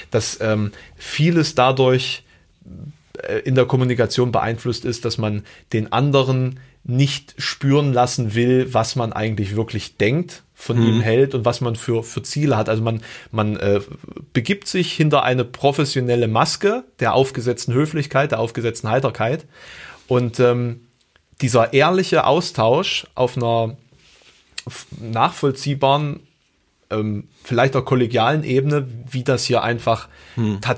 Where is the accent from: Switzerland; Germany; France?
Germany; East Germany; ich komme ja auch aus dem Osten, ne? das möchte ich ja nochmal erwähnen, auch wenn ich kein DDR-Kind bin, aber diese, ähm, Art und Weise der, äh, des Aufwachsens ist natürlich trotzdem durch die Ostsozialisierung geprägt.